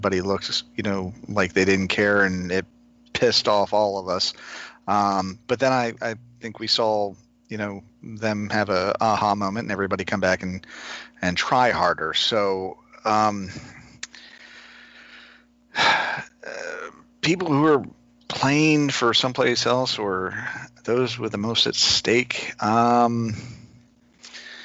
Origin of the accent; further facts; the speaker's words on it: Maryland, United States; now in Florida, United States; growing up in Maryland